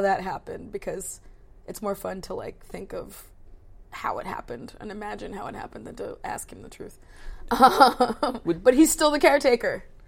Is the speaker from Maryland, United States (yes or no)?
yes; between Baltimore and DC, Maryland, United States; I grew up in Maryland between like Baltimore and DC